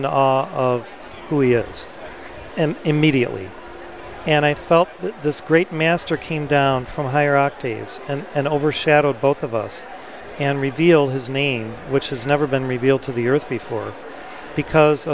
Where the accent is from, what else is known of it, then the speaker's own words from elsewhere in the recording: Chicago, Illinois, United States; I was born in Chicago, which is the heart chakra of America